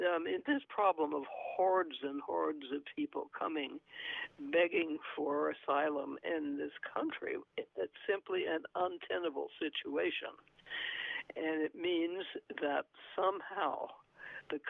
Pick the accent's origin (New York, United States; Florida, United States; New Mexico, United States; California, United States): New Mexico, United States; born there; and I was born in New Mexico, and yes. New Mexico is also, I think, at least probably 60% Hispanic.